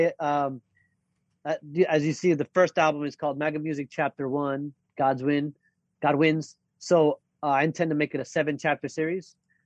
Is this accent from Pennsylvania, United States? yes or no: no; North Miami Beach, Florida, United States; moved away as an adult; now in New York, United States; I was born in New York, but I was raised in North Miami Beach, Florida.